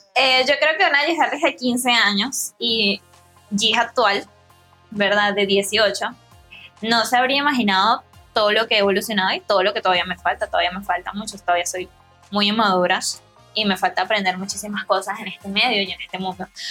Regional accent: Venezuela; Soy una joven venezolana

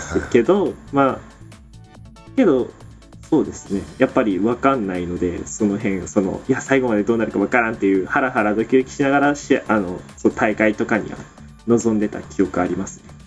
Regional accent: Miyazaki, Japan; 僕地元宮崎なんですよ

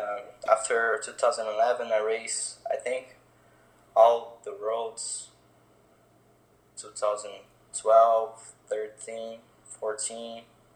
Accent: Brazil; born or raised there; English is a second language; moved away as an adult; now in Florida, United States

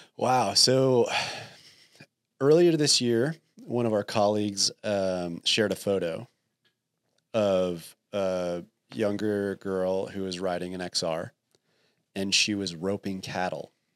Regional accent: New Jersey, United States; moved away; also born or lived in Texas; I grew up in New Jersey

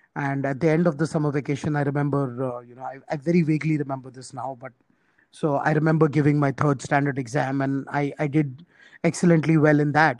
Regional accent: small town three hours from Mumbai, Maharashtra, India; I was born in Mumbai, uh, which is obviously one of the major cities in India. But uh, my parents, uh, you know, were actually hailed from a small town, uh, which is about uh, three hours drive from Mumbai

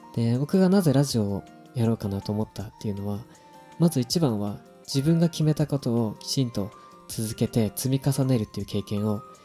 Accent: Japan; now in Tokyo, Japan; 僕はすごく田舎の出身で正直東京にあの今は出てきてる

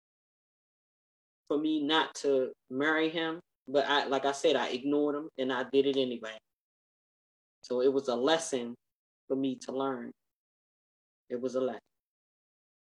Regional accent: United States; I'm an American woman, although I'm a Muslim American woman

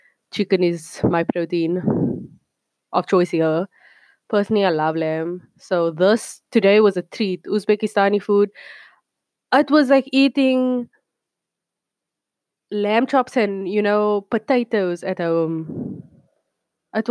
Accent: Cape Town, Western Cape, South Africa; moved away as an adult; now in South Korea; I'm from Cape Town, South Africa. And I live here in somewhere South Korea.

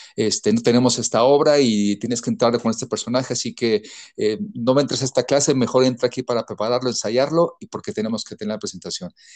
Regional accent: Mazatlán, Sinaloa, Mexico; now in Mexico City, Mexico; Soy de Mazatlán, Sinaloa

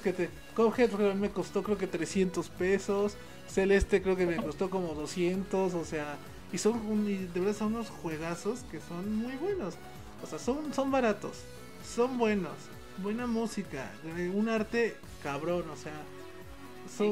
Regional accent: Mexico; porque somos de México y nosotros tenemos pues porque somos mexicanos

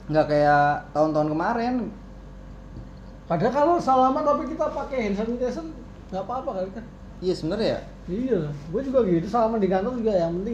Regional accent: Yogyakarta, Special Region of Yogyakarta, Indonesia; Ya kalau kemarin gue emang pulang ke Jogja, cuman gue

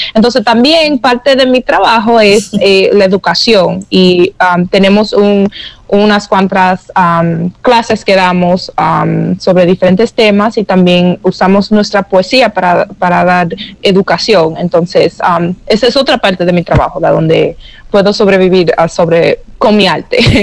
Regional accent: New York, United States; moved away; yo crecí en Nueva York sin familia

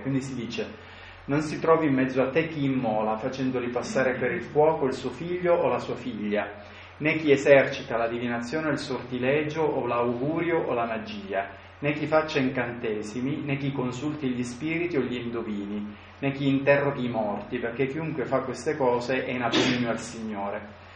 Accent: Sicily, Italy; io vengo dalla Sicilia.

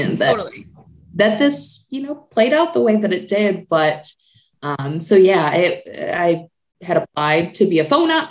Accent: Michigan, United States; moved away as an adult; now in Indianapolis, United States; I'm originally from Michigan

